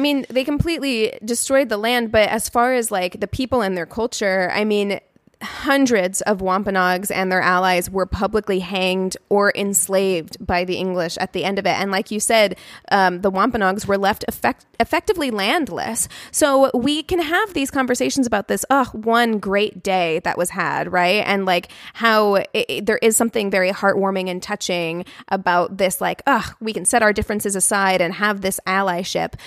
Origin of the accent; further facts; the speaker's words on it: United States; we are American